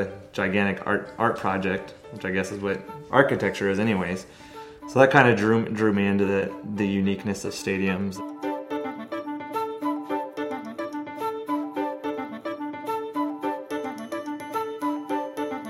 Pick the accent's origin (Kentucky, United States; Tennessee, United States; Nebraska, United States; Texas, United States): Nebraska, United States; Omaha; I grew up down the street from Rosenblatt and then just being in Omaha